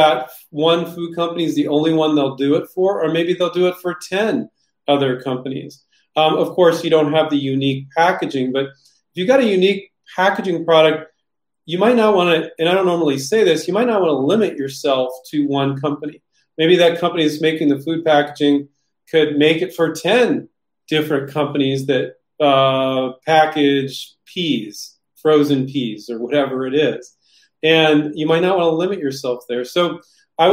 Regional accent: Silicon Valley, California, United States; growing up in Silicon Valley

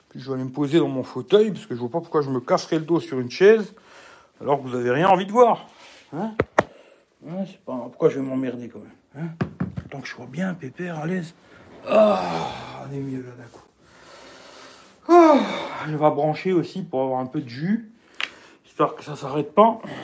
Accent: France; je suis français, mais pas loin de la Belgique

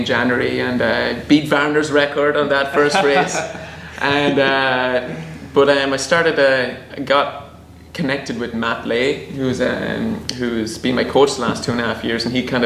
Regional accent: southeast of Ireland, Ireland; moved away as an adult; now in San Francisco, United States; I'm an Irish fellow that moved here to San Francisco 4 years ago. Grew up on a dairy farm back in the southeast of Ireland.

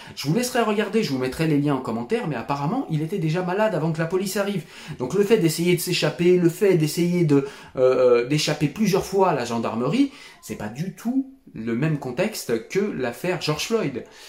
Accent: France; je suis français

